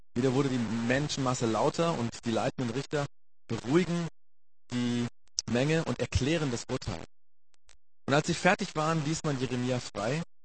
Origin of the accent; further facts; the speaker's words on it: Germany; wir als Deutsche